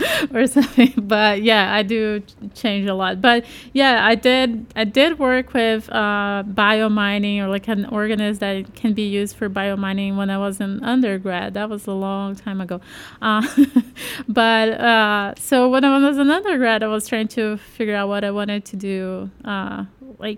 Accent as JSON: {"language": "English", "country": "Brazil", "said": "I'm from Brazil"}